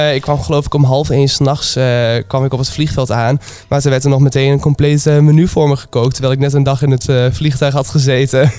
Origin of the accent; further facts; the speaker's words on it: Twente, Overijssel, Netherlands; moved away as an adult; now in Nijmegen, Netherlands; Ik kom uit Twente. En sinds drie jaar woon ik hier ongeveer